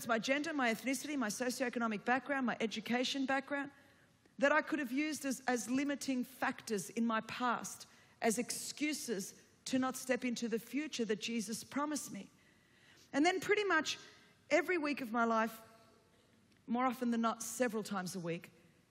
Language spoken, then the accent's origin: English; Sydney, New South Wales, Australia; first language Greek; English is a second language; I grew up in Sydney, Australia, and a second-generation migrant Greek.